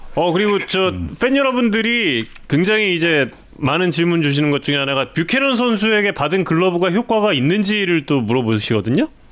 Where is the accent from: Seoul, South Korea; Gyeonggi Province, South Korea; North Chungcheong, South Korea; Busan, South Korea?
Seoul, South Korea; 제가 한양대학교 부속병원에서 태어났습니다